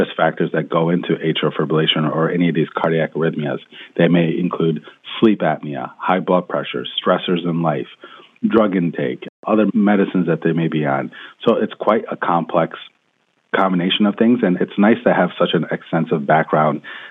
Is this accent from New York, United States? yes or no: yes; Rochester, New York, United States; moved away as an adult; also born or lived in Washington, D.C.; now in California, United States; back home in Rochester, New York, where I was born and raised